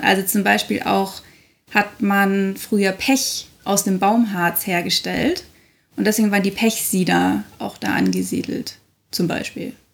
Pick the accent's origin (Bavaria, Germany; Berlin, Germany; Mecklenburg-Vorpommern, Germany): Bavaria, Germany; Munich; born or raised there